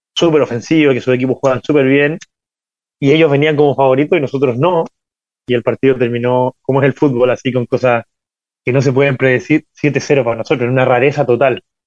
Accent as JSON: {"language": "Spanish", "town": "Ovalle", "region": "Coquimbo", "country": "Chile", "tie": "born or raised there", "said": "yo nací en, en Ovalle, es una, una, ciudad mediana de Chile"}